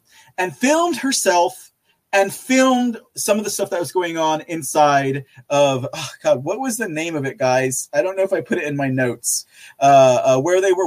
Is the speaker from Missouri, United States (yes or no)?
no; Texas, United States; I am from Texas